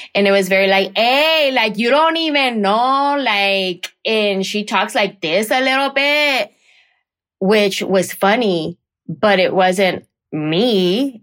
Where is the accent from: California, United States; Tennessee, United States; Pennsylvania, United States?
California, United States; San Jose; I grew up in San Jose, California